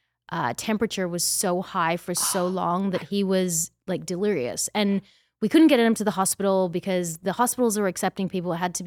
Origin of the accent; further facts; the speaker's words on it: Australia; moved away; also born or lived in Austin; I'm Australian.